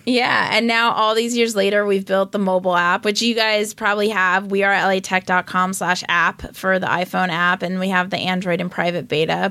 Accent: Los Angeles, California, United States; That's where I grew up. I grew up in Westwood.

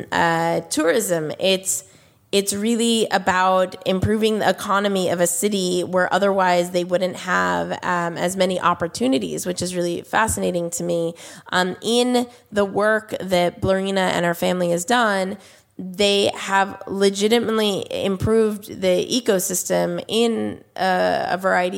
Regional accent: United States; As an American, customer

